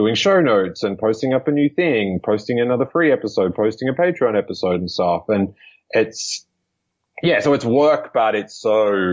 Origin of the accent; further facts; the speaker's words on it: Australia; moved away as an adult; now in United States; from Australia